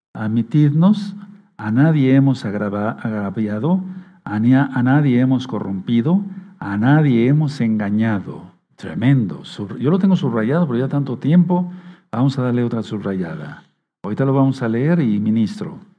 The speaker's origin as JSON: {"language": "Spanish", "town": "Tehuacán", "region": "Puebla", "country": "Mexico", "moved": "as an adult", "said": "Tuve que salir de Tehuacán para ir a la capital del estado a estudiar medicina"}